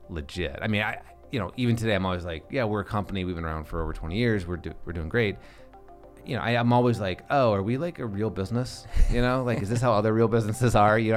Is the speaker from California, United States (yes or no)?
no; Lincoln, Nebraska, United States; I'm not from the city here. I'm I'm from Lincoln, Nebraska.